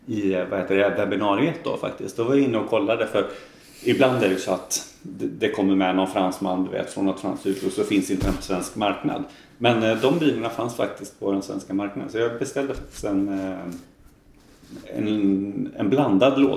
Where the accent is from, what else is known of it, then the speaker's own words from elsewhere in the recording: Gothenburg, Västra Götaland, Sweden; accent: Gothenburg dialect; now in Bergslagen, Sweden; att jag pratar ju ganska göteborgsengelska. För det är ju liksom min ursprungsdialekt. Liksom, att jag pratar ganska mycket göteborgska.